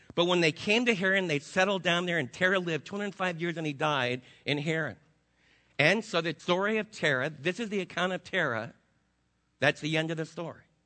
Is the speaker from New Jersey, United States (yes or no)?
yes; New Jersey, United States; moved away as an adult; also born or lived in Brooklyn, New York; now in Texas, United States; I wasn't born in Texas. I was born in New Jersey with the water